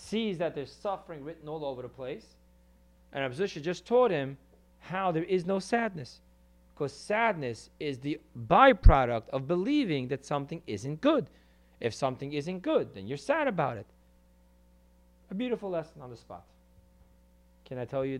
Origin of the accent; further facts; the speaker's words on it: New York City, New York, United States; I come from Crown Heights, the hood